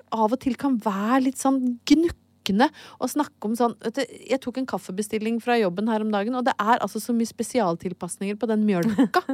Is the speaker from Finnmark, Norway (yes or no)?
no; Brøttum, Innlandet, Norway; en veldig, veldig god venninne, Heidi, som jeg vokste opp på Brøttum eh, sammen med